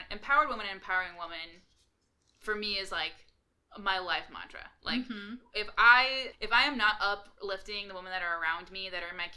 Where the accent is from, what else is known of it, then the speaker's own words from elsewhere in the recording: California, United States; we're from California